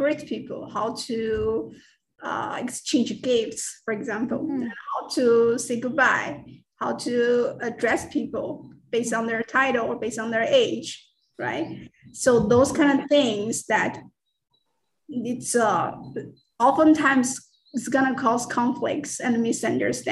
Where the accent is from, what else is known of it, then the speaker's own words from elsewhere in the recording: China; first language Mandarin; English is a second language; moved away as an adult; also born or lived in Florida / Bay Area, California; now in United States; English is not my first language. My first language is, of course, Mandarin